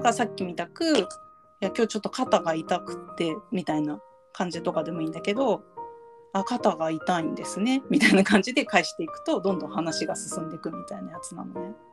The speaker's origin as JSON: {"language": "Japanese", "country": "Japan", "tie": "born or raised there", "said": "私たちは、まあ、日本に育っ生まれてるし日本で今生活してるし"}